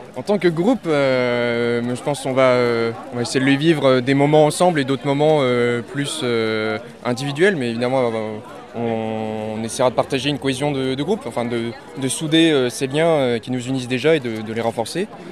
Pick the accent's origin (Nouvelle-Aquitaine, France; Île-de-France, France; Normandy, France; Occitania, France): Nouvelle-Aquitaine, France; Saint-Pée-sur-Nivelle; nous, on vient du, Pays Basque, euh, de, Saint-Pé précisément